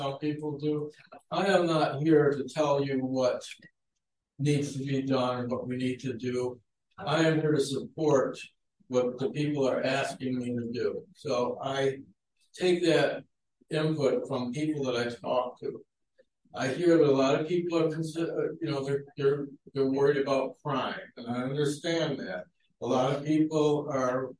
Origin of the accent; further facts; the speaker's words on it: Niagara Falls, New York, United States; moved away as an adult; I was born and raised in Niagara Falls, New York.